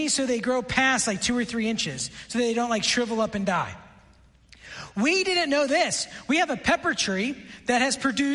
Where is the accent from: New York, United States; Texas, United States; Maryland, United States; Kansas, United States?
New York, United States; Buffalo; also born or lived in Washington, D.C.; now in Lebanon, Tennessee, United States; I grew up in Buffalo.